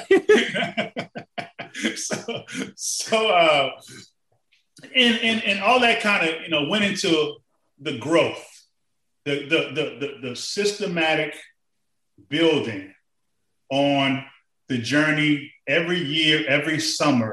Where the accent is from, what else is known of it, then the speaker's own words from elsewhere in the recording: New Orleans, Louisiana, United States; I'm from New Orleans